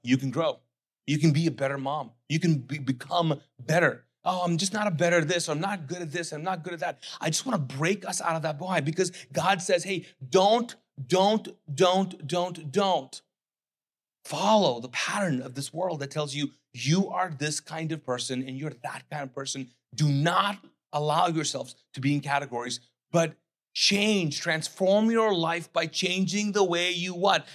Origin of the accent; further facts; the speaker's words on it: Kuwait; English is a second language; also born or lived in Pakistan; now in United States; I grew up, uh, born and raised as a Muslim, conservative, Sunni Muslim, Pakistani living in Kuwait, okay? English was not my first language, not my second language